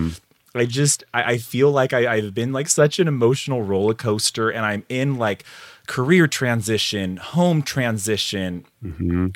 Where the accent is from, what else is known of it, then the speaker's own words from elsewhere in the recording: Madera, California, United States; now in Fresno, United States; right now I'm in, in Fresno, California. I grew up in Madera, 30 minutes away, northern central valley of the state of California.